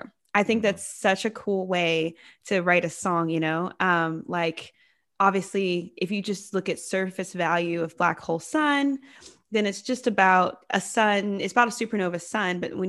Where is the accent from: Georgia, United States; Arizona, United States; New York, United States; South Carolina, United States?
Georgia, United States; also born or lived in San Diego; I love San Diego. It's a lot of fun, but I am originally from Georgia. And so right now I'm in Atlanta, kind of hanging out with my family and getting to know the state that I grew up in again.